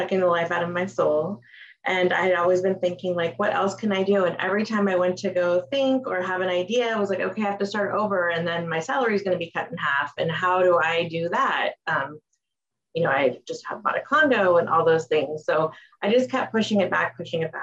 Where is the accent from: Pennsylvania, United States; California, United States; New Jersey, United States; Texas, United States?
California, United States; Los Angeles; born and raised in Los Angeles